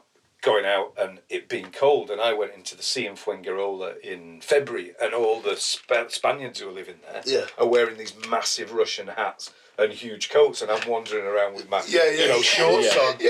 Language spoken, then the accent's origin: English; Halifax, Yorkshire and the Humber, United Kingdom; born there; Well, I was born in Halifax and I've lived all over the country and one or two other places. And I'm within 7 miles of where I was born.